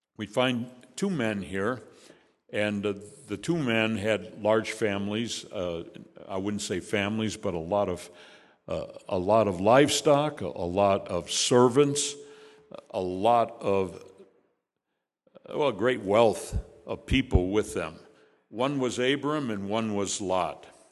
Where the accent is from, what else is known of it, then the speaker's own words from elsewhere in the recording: Chicago, Illinois, United States; moved away; also born or lived in Hickory Hills, Illinois; I was born in Chicago, but not here. It was in Hyde Park